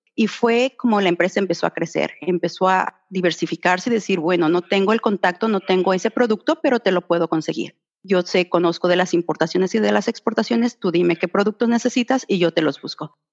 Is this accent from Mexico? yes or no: yes; Mexico City, Mexico; moved away as an adult; now in Australia; yo soy de la Ciudad de México